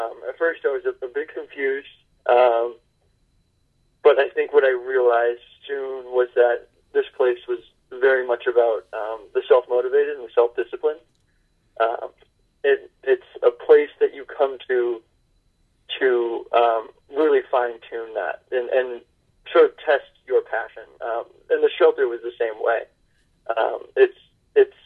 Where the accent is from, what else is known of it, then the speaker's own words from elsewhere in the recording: New Hampshire, United States; Growing up in New Hampshire, I sort of have this rugged individualism. Our state motto is live free or die.